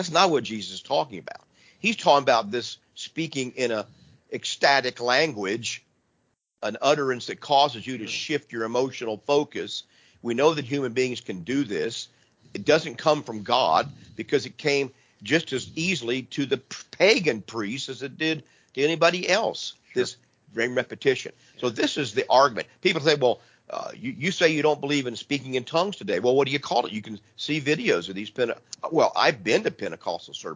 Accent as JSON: {"language": "English", "region": "Midwest", "country": "United States", "said": "I'm from the Midwest"}